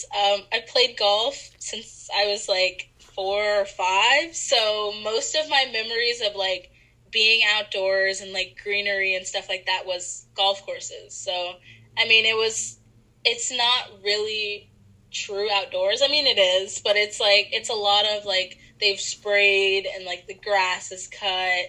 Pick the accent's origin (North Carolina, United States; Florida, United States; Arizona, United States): Florida, United States; Apopka; I'm from Orlando, Florida. I'm from like North Orlando, in an area called Apopka.